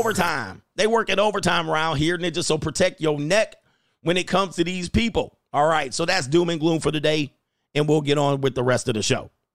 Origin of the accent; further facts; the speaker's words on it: Southern California, United States; growing up in Southern Cal